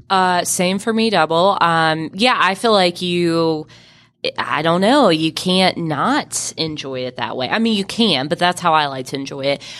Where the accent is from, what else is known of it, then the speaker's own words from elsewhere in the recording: Mississippi, United States; I'm from Mississippi